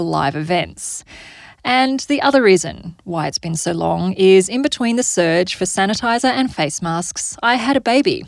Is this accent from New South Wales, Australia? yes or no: no; Darwin, Northern Territory, Australia; growing up in Darwin was pretty idyllic